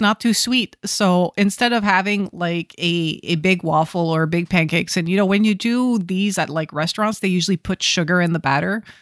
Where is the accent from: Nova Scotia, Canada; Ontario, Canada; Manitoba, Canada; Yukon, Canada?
Ontario, Canada; Ottawa; growing up in Ottawa